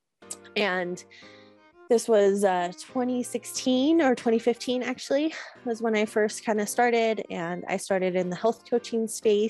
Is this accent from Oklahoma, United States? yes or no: no; Northern California, United States; I grew up in Northern California, just kind of a wild child in the mountains